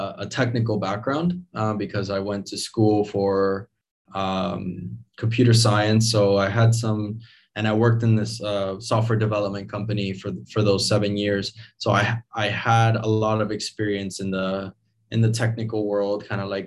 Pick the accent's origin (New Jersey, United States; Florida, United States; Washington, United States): Florida, United States; Miami; moved away; also born or lived in Venezuela; I was born in Venezuela, and I was raised in Miami, Florida. I moved there when I was 5 years old